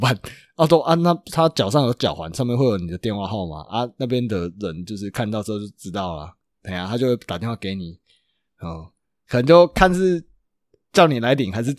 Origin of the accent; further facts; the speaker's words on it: Chiayi, Taiwan; 我们是嘉义的嘛，那可能会有高雄，可能会有台北的